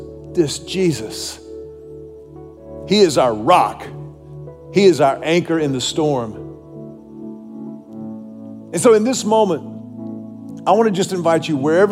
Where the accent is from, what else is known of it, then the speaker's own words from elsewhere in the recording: Houston, Texas, United States; the church that I grew up in Houston, Texas, Second Baptist Church